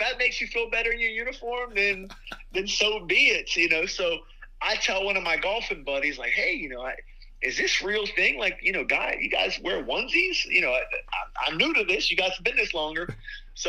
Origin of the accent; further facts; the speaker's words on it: Bellaire, Ohio, United States; moved away as an adult; now in Steubenville, United States; I'm from Bel Air, Ohio.